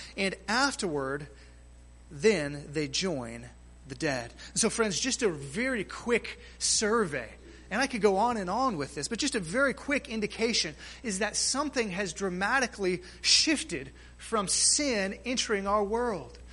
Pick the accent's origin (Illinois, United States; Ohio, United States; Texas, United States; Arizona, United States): Texas, United States; near Galveston; Galveston, Texas, uh, sort of close to my hometown